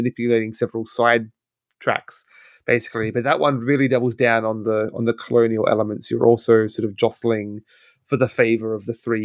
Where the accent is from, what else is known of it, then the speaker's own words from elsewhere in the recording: Australia; as an Australian